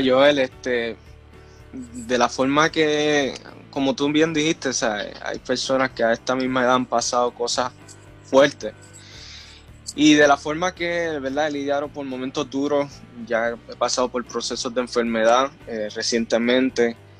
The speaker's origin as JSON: {"language": "Spanish", "town": "Río Grande", "country": "Puerto Rico", "tie": "born or raised there", "also_born_or_lived": "Florida", "moved": "as an adult", "said": "yo nací en Puerto Rico, en el pueblo de Río Grande. Ah, sí, en el pueblo de Río Grande y me crié siempre en la iglesia evangélica El Tabor"}